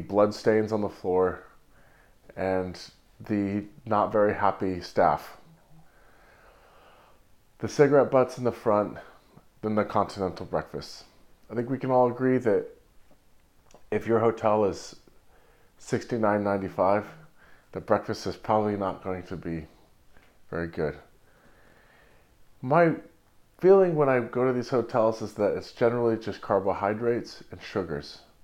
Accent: Santa Cruz, California, United States; moved away; also born or lived in Watsonville / New York; in Santa Cruz, my hometown

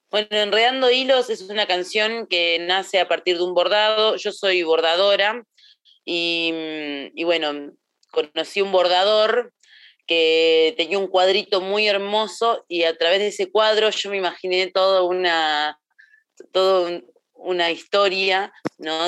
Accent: Remedios de Escalada, Buenos Aires Province, Argentina; moved away as an adult; also born or lived in Lanús / San Marcos Sierra; me crié en Remedios de Escalada

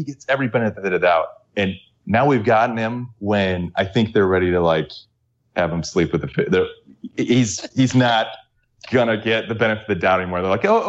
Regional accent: St. Louis, Missouri, United States; But so I'm from St. Louis.

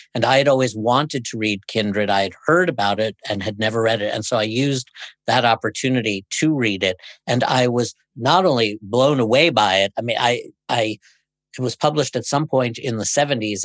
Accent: New York City, New York, United States; I grew up in Brooklyn

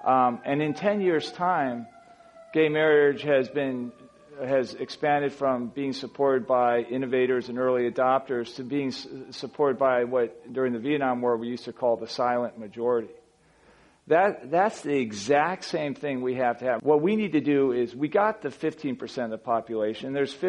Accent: United States; I'm an American Fortune 250 CEO.

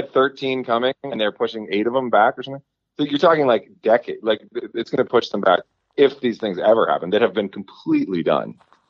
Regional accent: Washington, District of Columbia, United States; moved away as an adult; now in Virginia, United States; There's a shop where I grew up in Northwest D.C. and on Macomb Street, which is like right up from my house.

